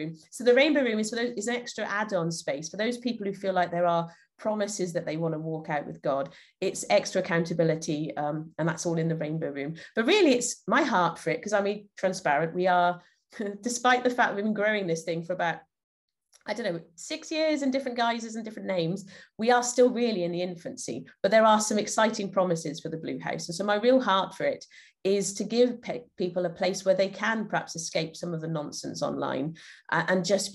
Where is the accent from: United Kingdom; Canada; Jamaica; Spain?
United Kingdom; Llanelli, Wales; I'm from Llanelli in South Wales in the UK.